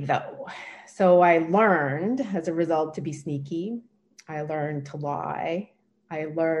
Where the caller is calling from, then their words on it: Port Hope, Ontario, Canada; I'm zooming in from Port Hope, Ontario, Canada.